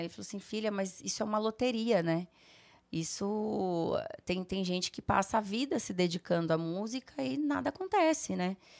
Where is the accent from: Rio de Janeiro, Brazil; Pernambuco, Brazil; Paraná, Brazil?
Paraná, Brazil; Rolândia; moved away; also born or lived in Sertanópolis, Paraná / Rondônia; eu morava no interior do Paraná, gente. Eu morava em Rolândia, nasci em Sertanópolis